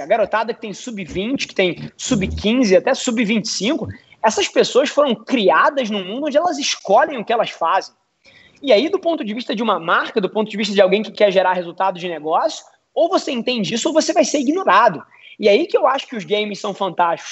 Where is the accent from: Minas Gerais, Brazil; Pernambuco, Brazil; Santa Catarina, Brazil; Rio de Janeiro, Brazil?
Rio de Janeiro, Brazil; eu sou carioca, 29 anos